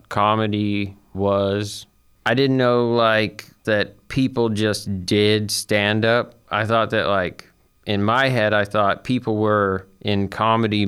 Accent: Huntsville, Alabama, United States; also born or lived in Guntersville, Alabama; I grew up around Huntsville

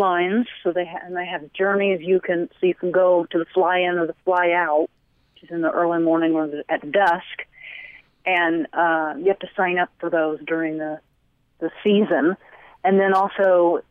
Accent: East Tennessee, United States; I grew up in East Tennessee

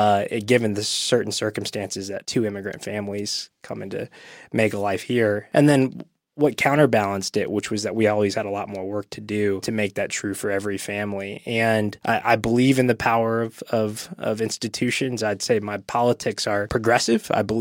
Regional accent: East Ridge, Tennessee, United States; I grew up in Eastridge, Tennessee, and my dad immigrated from Thailand and moved to this country whenever he was quite young, 9 or 10 years old.

